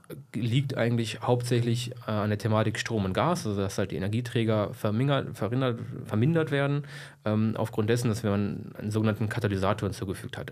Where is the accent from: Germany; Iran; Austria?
Germany; Braunschweig, Lower Saxony; also born or lived in Helmstedt; ich komme aus Braunschweig, bin geboren in Helmstedt